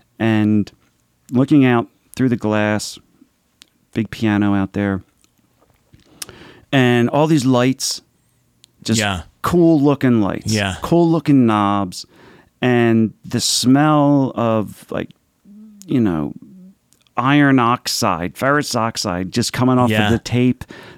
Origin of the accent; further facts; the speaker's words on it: Philadelphia, Pennsylvania, United States; So I'm Italian. I'm from Philadelphia.